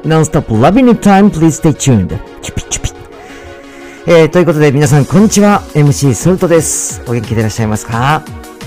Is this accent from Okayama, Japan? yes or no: no; Natori, Miyagi, Japan; moved away as an adult; also born or lived in Tokyo; 私自身が宮城県出身で、えー、まあ、東北の出身なんですけれども